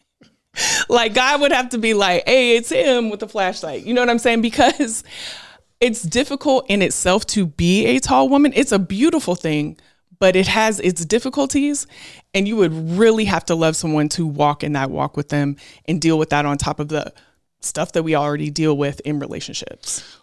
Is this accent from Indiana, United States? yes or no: no; Portland, Oregon, United States; also born or lived in Beaverton, Oregon; I went from growing up in Portland, Oregon, where I was in a community of all black people in Northeast Portland to when my parents got divorced, going to Beaverton, Oregon